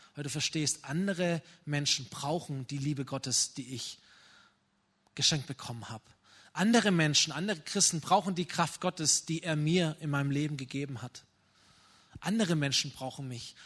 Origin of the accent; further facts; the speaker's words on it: Germany; wir sind als Deutsche